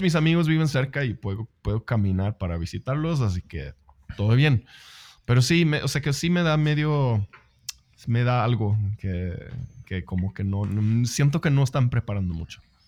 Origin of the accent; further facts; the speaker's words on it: Sweden; yo soy sueco, no soy inglés